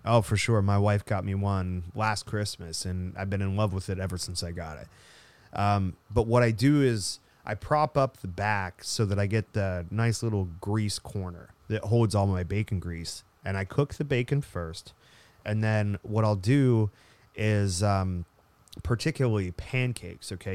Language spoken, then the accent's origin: English; United States; I'm American